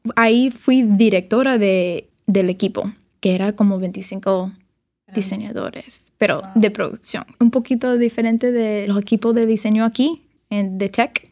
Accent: Miami, Florida, United States; accent: Cuban; Spanish is a second language; moved away as an adult; also born or lived in New York; now in San Francisco, United States; Sí, nací en Miami. Eh, crecí ahí en, Miami hasta los 18 años

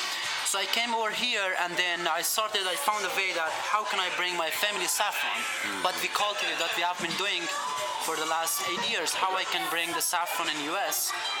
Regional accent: Afghanistan; moved away as an adult; now in Chicago, United States; I was raised and born in Afghanistan. I came to Chicago 3.5 years ago.

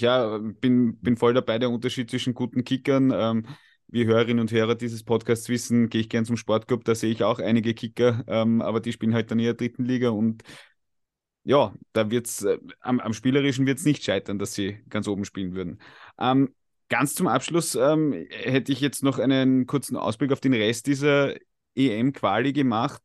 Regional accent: Austria; wir als Österreicher

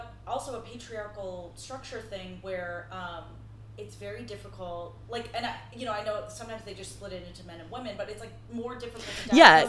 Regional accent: San Gabriel, California, United States; moved away; also born or lived in Santa Monica; I was born in Santa Monica. I was raised in what we now dub the 626, the area code of the area that I grew up in. San Gabriel, Temple City, Rosemead, Pasadena. It's this area in LA.

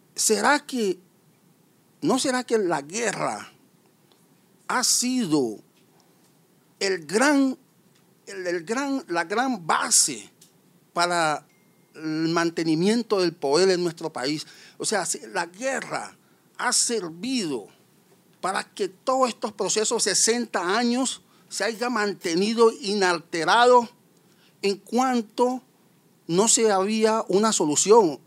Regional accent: Colombia; los compatriotas colombianos

